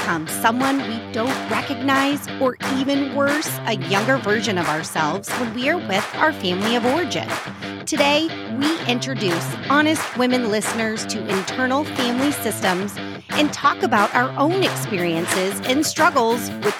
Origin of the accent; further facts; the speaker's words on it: Colorado, United States; I have had a couple different trips over the last month to my home state of Colorado. Mm-hmm. Shout out to any of my Coloradoans listening to this podcast.